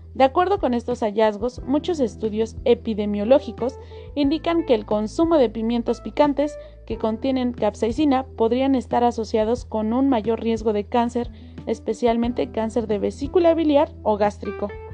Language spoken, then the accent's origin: Spanish; Mexico; para nosotros como mexicanos